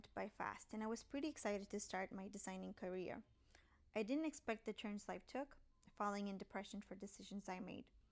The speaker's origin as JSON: {"language": "English", "country": "Puerto Rico", "tie": "born or raised there", "also_born_or_lived": "Tampa, Florida", "moved": "as an adult", "said": "I grew up in Puerto Rico."}